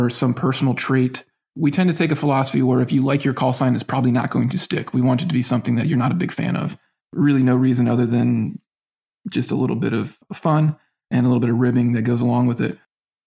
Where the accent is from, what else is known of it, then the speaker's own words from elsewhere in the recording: Northwest Florida, United States; I grew up in Northwest Florida